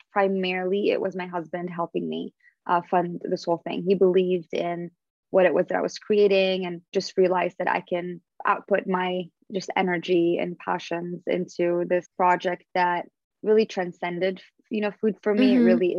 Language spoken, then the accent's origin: English; Syria; moved away; also born or lived in Canada / Los Angeles, United States; We would break our fast during Ramadan, growing up in Syria